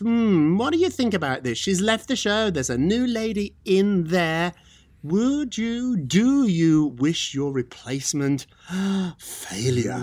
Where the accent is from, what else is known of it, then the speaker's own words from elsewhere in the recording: United Kingdom; moved away; I'm British.